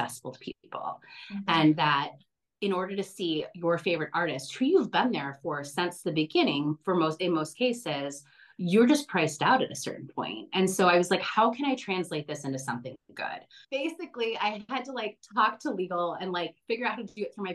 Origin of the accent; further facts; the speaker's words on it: Chicago, Illinois, United States; I'm from Chicago.